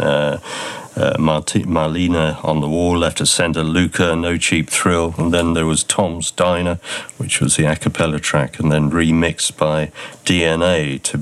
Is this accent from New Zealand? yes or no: no; United Kingdom; being British